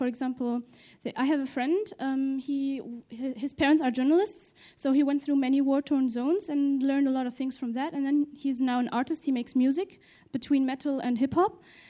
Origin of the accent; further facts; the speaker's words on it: Tunisia; English is a second language; I'm from Tunisia.